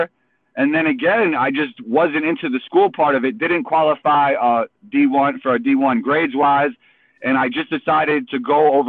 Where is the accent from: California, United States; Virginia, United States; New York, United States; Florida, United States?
New York, United States; New York City; Growing up in New York